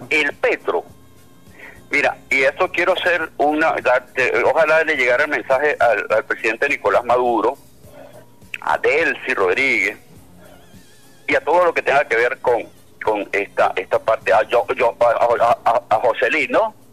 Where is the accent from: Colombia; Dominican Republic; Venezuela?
Venezuela; como venezolano